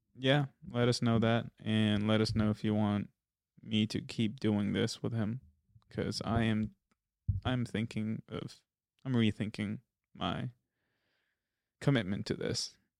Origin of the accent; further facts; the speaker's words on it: India; we're Indian.